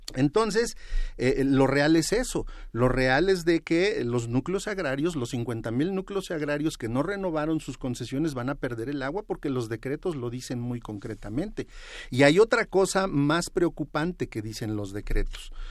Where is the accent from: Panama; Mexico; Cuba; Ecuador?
Mexico; State of Mexico; yo vengo del Estado de México